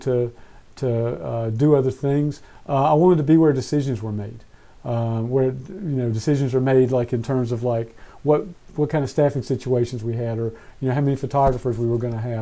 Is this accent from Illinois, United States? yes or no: no; Danbury, North Carolina, United States; I got into journalism when I was 12 years old at the local newspaper where I grew up in Danbury, North Carolina